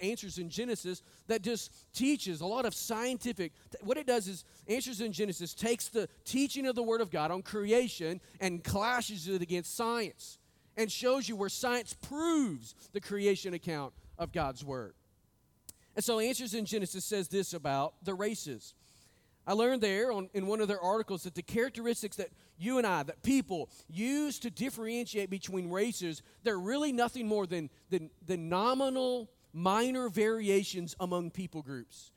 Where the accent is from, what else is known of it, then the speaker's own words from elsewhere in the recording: Northwest Arkansas, United States; I was born and raised in Northwest Arkansas.